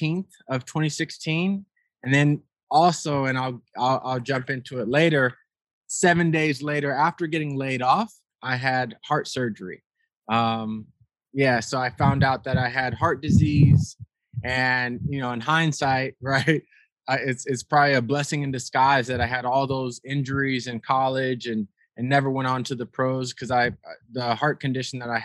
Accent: Rialto, California, United States; moved away as an adult; also born or lived in Las Vegas, Nevada; I'm born and raised in Rialto, California, actually where I'm at now, at my parents' place

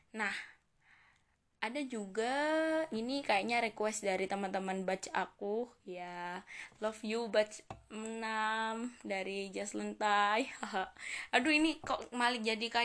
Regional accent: Indonesia; accent: Javanese; Apalagi ngomong pakai bahasa Jawa Coba kalian dengerin suara aku Suara aku medok sekali teman-teman

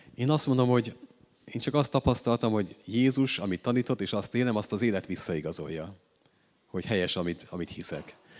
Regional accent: Hungary; én egy római katolikus magyar férfi vagyok

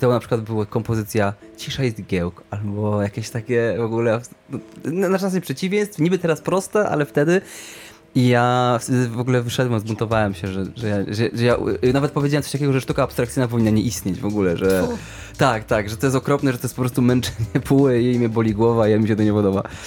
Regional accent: Sieraków, Greater Poland, Poland; ja byłem, jestem z Sierakowa

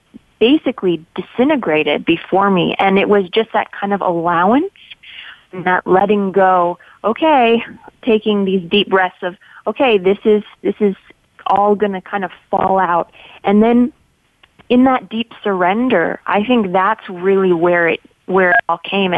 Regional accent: Los Angeles, California, United States; I grew up in Los Angeles

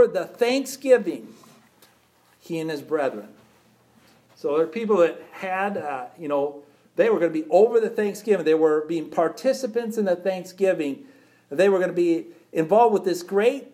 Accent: United States; And we're American people.

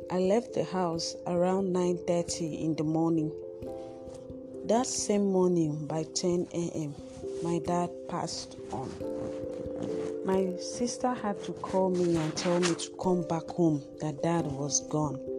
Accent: Akwa Ibom, Nigeria; I am an Akwa I was born and brought up in Akwa

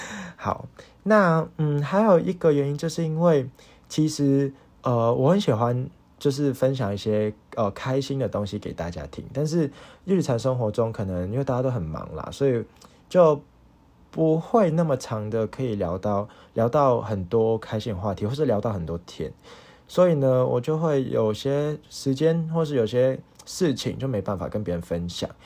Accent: Hong Kong; now in Taiwan; 我不是一个台湾人，我是一个外籍生，我是一个香港人啦。

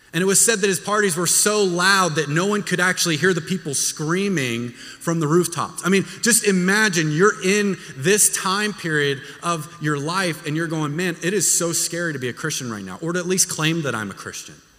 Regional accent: Texas, United States; moved away; I'm from Texas. I don't do cold.

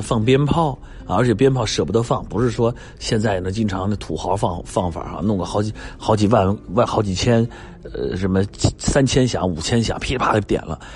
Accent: China; 而对于我们中国人来讲，春节那就是我们做所有的，呃，时间记忆点、节点中最为珍贵的、最为重要的，也最为有代表性的这样的一个节点

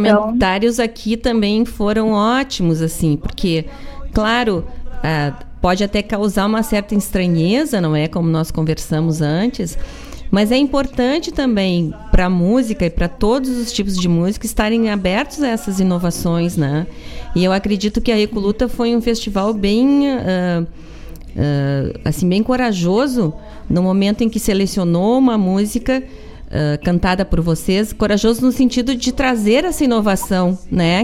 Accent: Gaúchos, Rio Grande do Sul, Brazil; como bons gaúchos

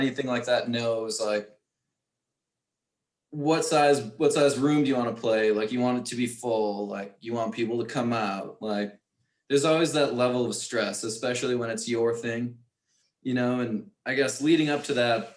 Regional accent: New Berlin, Wisconsin, United States; I grew up in New Berlin.

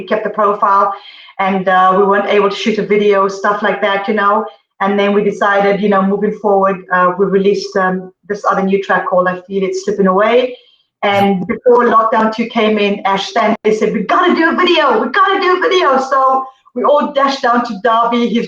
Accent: Zimbabwe; moved away; also born or lived in Zambia; I was born in Zambia and I grew up in Zimbabwe

